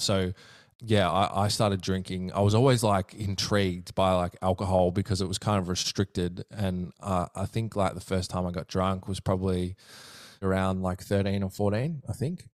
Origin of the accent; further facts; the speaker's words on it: Melbourne, Victoria, Australia; I'm from the southeastern suburbs of, um, Melbourne